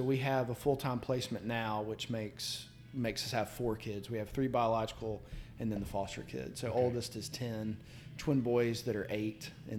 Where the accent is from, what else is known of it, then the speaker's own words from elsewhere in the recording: Marietta, Georgia, United States; moved away as an adult; also born or lived in Orlando, Florida; now in Birmingham, United States; I grew up in right outside of Atlanta in the Marietta area. Came over to Birmingham back in 95 to go to Sanford